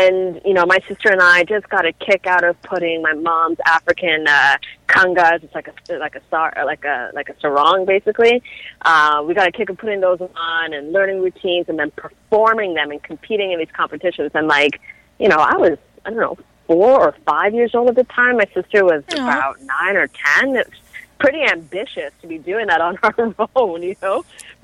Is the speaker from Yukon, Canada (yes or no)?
no; Toronto, Ontario, Canada; I grew up in North York, like Lawrence and Keele area. And I went to school downtown, like Jarvis Collegiate, and Ryerson University is my alma mater.